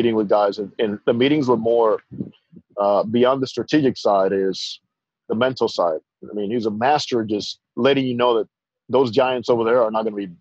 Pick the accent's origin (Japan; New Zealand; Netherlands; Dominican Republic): Dominican Republic; moved away as an adult; I grew up in the Dominican all through high school.